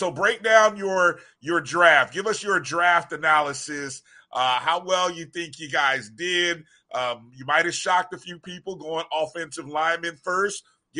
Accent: Midwest, United States; moved away as an adult; now in Florida, United States; I grew up in the Midwest. I'm the only one that didn't grow up in Florida. So I have learned that as I have moved down and become a Floridian over the past 25 years, 30 years.

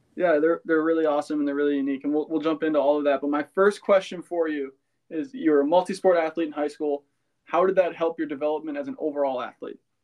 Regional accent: Cannon Falls, Minnesota, United States; my hometown

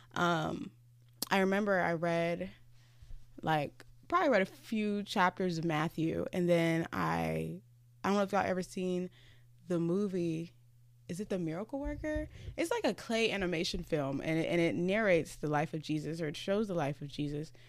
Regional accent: Ghana; moved away; also born or lived in Virginia, United States / Los Angeles, United States; I'm from Ghana

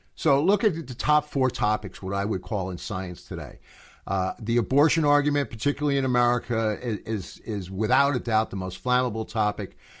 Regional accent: United States; I am an American

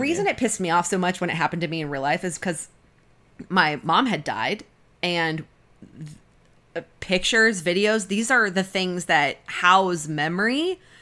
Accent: Kalamazoo, Michigan, United States; also born or lived in Arizona; I consider Kalamazoo more where I grew up than I do Arizona

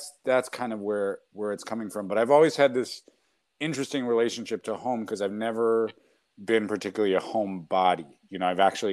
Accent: New York City, New York, United States; I grew up in New York City

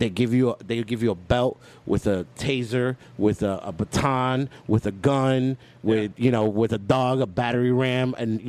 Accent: Hialeah, Florida, United States; I grew up in Hialeah

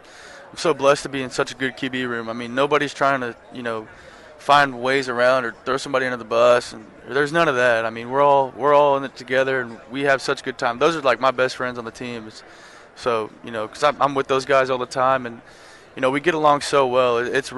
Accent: Texas, United States; obviously, growing up in Texas, you wanted to end up playing the last game of the season here.

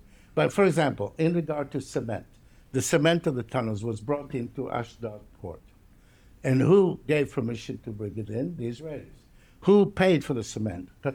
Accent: Palermo, Sicily, Italy; moved away; I was brought up in Palermo, Sicily.

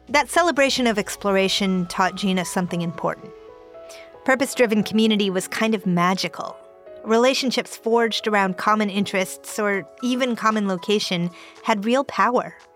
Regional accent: Cupertino, California, United States; I grew up in Cupertino.

